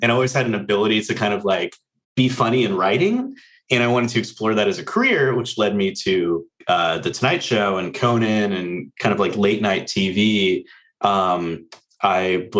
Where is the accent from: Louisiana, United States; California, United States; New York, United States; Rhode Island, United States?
California, United States; Orange County; moved away as an adult; also born or lived in Los Angeles, United States; now in Virginia, United States; I grew up in Orange County, moved to LA as soon as I could get out, went to college